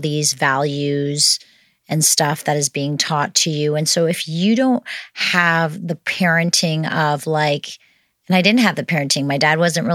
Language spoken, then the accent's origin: English; outside of Toronto, Ontario, Canada; moved away as an adult; now in Kelowna, Canada; I was born in Toronto, outside of Toronto, actually.